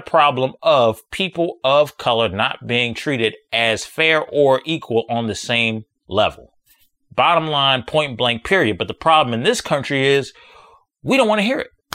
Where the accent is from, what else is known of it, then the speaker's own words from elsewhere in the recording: United States; I'm from America